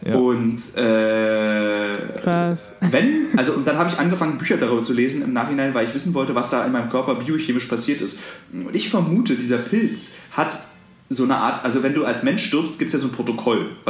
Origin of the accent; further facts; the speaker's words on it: East Germany, Germany; also als Ossi geht man ja relativ sparsam mit dem Begriff der Freundschaft um